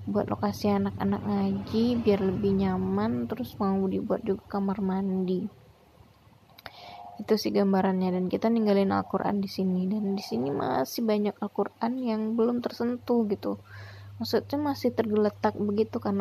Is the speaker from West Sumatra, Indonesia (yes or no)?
yes; Alahan Panjang, West Sumatra, Indonesia; aku ketemu orang kampungku yaitu ibu lupa aku namanya Punya dia orang alahan panjang, talang babungo. Temu orang kampung nih di Mentawai, Tanah Sipora.